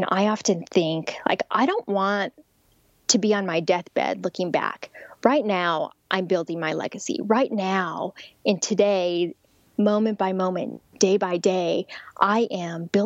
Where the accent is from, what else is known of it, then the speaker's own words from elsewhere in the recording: Albuquerque, New Mexico, United States; moved away; I'm actually from Albuquerque, New Mexico, which is right near Rio Rancho